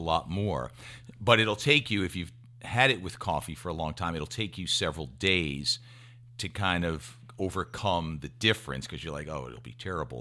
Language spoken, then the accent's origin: English; Westfield, United States; my hometown, Westfield